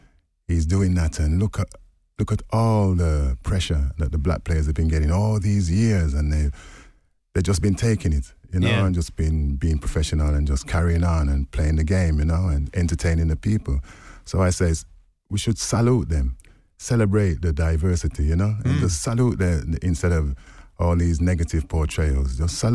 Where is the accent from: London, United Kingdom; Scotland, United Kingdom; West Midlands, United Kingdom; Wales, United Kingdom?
West Midlands, United Kingdom; Wolverhampton; I was born in Wolverhampton